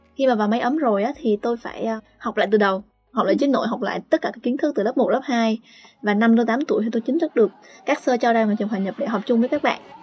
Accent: Bac Giang, Vietnam; now in Ho Chi Minh City, Vietnam; quê tôi thì ở Bắc Giang

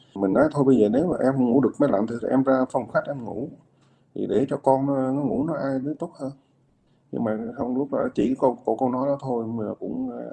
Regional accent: Southern Vietnam, Vietnam; Quê của mình thì gốc miền Trung, nhưng vào miền Nam này từ hồi bé

